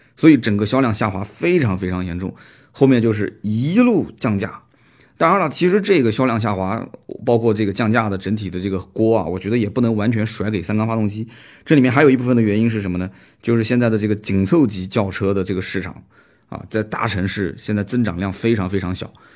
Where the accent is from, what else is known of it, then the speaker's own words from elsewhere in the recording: Nanjing, Jiangsu, China; accent: Nanjing dialect; 我们南京话讲的